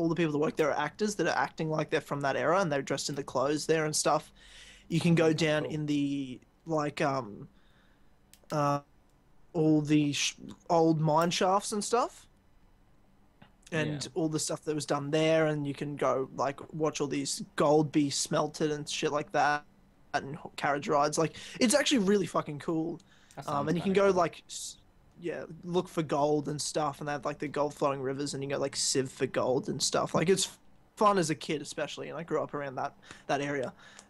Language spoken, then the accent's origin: English; Ballarat, Victoria, Australia; now in Brisbane, Australia; before I even lived in Brisbane, I was from Ballarat, which is in Victoria near Melbourne.